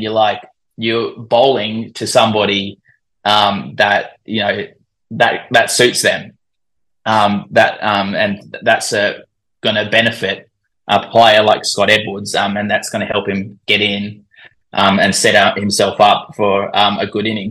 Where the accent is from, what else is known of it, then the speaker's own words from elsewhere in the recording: Australia; accent: Australian; I was born in Australia, but I'm I'm predominantly Dutch